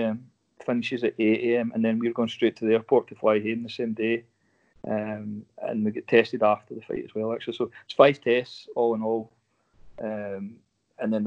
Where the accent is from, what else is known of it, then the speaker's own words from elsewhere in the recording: Scotland, United Kingdom; Scotland's we're a wee bit behind England with that stuff now.